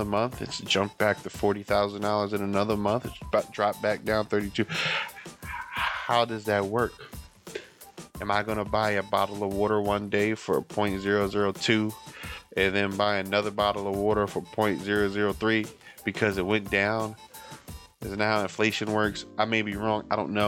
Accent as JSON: {"language": "English", "country": "United States", "said": "I'm talking from the American standpoint."}